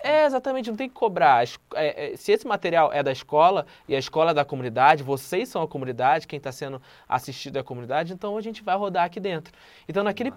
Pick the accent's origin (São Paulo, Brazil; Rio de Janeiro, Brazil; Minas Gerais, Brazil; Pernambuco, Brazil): Rio de Janeiro, Brazil; Eu venho do Morro do Adeus, no complexo do Alemão